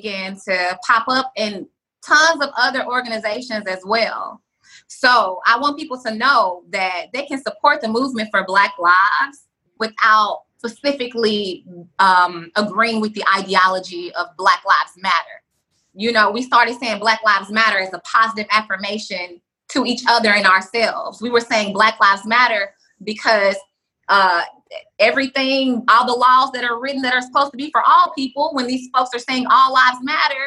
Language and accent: English; Nashville, Tennessee, United States; also born or lived in Atlanta; now in Los Angeles, United States; I'm from Nashville. I lived in Atlanta before I moved to LA.